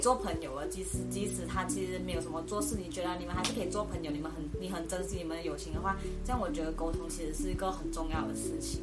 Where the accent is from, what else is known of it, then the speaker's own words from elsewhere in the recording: Malaysia; moved away as an adult; now in Taiwan; 我来自马来西亚，然后今年大三，然后读的是，呃，世新大学的公共关系暨广告学系